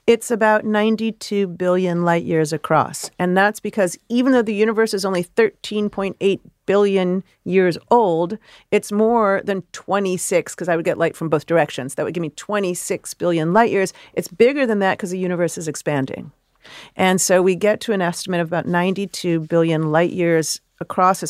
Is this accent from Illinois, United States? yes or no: yes; Chicago, Illinois, United States; I'm a city kid. I grew up in Chicago